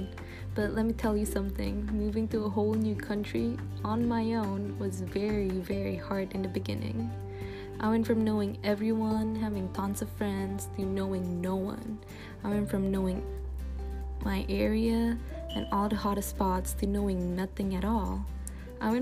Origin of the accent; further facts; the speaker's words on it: Jakarta, Indonesia; moved away as an adult; now in Los Angeles, United States; It wasn't easy leaving Jakarta